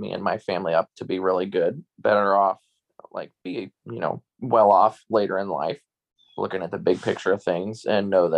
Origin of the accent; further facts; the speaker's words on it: Southeast Iowa, United States; accent: Carolina twang; now in North Carolina, United States; I grew up in Southeast Iowa and then moved here to North Carolina